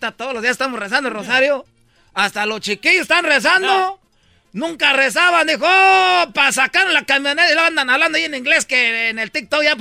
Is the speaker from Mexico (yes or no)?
yes; Michoacán, Mexico; Ya ves, no, es chiques, para que no sepan que soy de Michoacán.